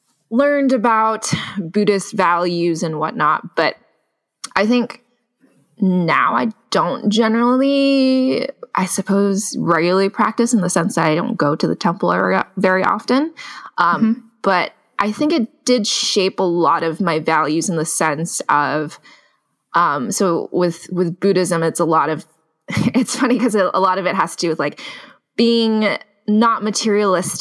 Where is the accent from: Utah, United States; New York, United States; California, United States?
California, United States; Sunnyvale; I grew up in the Bay Area. I grew up in Sunnyvale